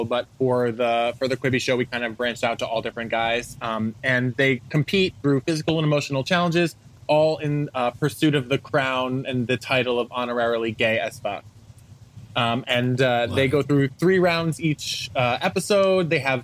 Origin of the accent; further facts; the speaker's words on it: Rhode Island, United States; moved away as an adult; also born or lived in New York City; I'm from Rhode Island